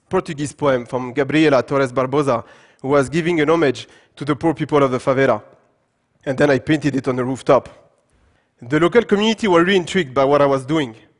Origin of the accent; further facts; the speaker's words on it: Paris, Île-de-France, France; English is a second language; also born or lived in Gabes, Tunisia; I was born and raised in France, in Paris